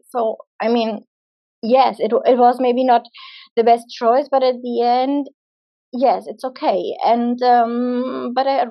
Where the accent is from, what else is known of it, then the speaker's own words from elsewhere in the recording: Germany; moved away as an adult; I'm from Germany